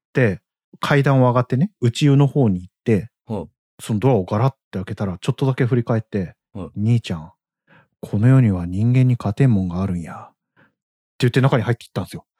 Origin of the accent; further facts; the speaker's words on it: Kyushu, Oita, Japan; 僕大分です、九州です